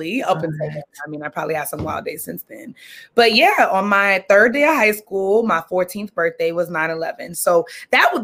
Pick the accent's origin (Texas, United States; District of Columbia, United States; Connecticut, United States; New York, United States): New York, United States; New York City; I grew up in Brooklyn, Brooklyn, East New York, pre-gentrified, the hood